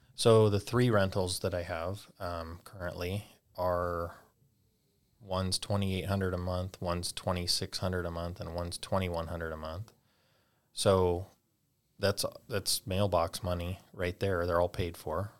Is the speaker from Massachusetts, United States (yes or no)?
no; California, United States; moved away as an adult; now in North Idaho, United States; we're originally from California, so that's where that all started. When we moved to North Idaho, little over two years ago